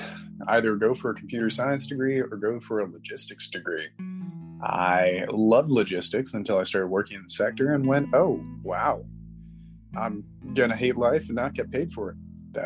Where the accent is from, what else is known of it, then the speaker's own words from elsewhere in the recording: Midwest, United States; I am a Midwesterner like yourself. I grew up in a very rich area, which was absolutely fantastic with parents who did not know how to handle their money.